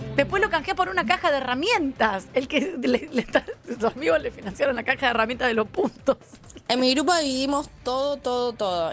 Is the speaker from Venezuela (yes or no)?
no; Argentina